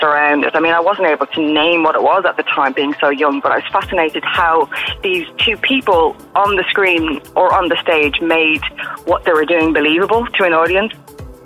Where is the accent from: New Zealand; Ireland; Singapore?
Ireland; Dublin, Leinster; moved away as an adult; also born or lived in San Francisco; I grew up in Dublin